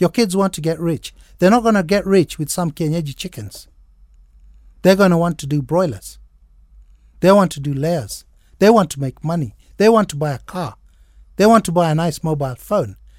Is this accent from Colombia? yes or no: no; Kenya; I'm a very much Kenyan, John. I think, I think we're same age and I'm quite a Kenyan